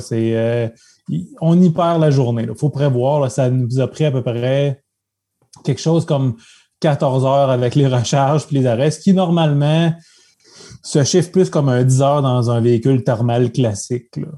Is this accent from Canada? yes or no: yes; Abitibi, Quebec, Canada; moved away as an adult; now in Quebec City, Canada; je suis natif d'Abitibi, donc j'habite la région de Québec depuis presque une vingtaine d'années